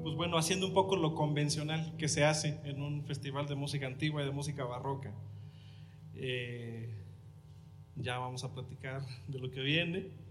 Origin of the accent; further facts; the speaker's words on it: Huasteca, Mexico; accent: Huastecan Spanish; a nosotros como habitantes de allá, de, de los pueblitos, se nos educa diciendo que hablamos mal